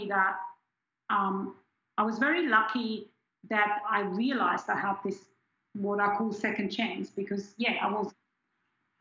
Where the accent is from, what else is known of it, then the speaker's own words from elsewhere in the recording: just outside Zurich, Switzerland; first language German; English is a second language; moved away as an adult; also born or lived in Perth, Australia / Queensland, Australia; now in Australia; I grew up in Switzerland in a town just outside of Zurich, and I went to high school in Zurich, in the city itself